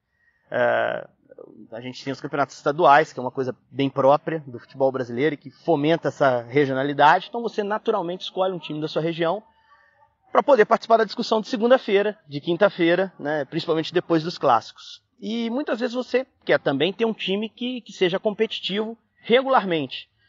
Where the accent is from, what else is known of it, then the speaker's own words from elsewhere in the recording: Juiz de Fora, Minas Gerais, Brazil; na Zona da Mata, uh, que é a minha região, sou de Juiz de Fora